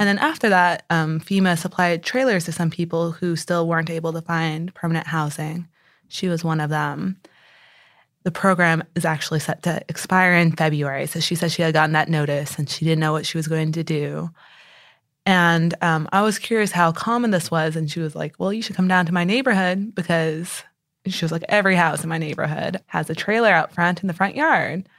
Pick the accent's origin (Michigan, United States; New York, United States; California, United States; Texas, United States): Texas, United States; San Antonio; moved away as an adult; also born or lived in Connecticut; now in Houston, United States; I grew up in San Antonio